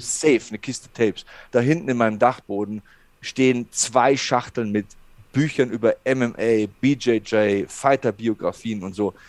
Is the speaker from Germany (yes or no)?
yes; Passau, Bavaria, Germany; also born or lived in Munich; bei uns in Passau gab es einen Boxverein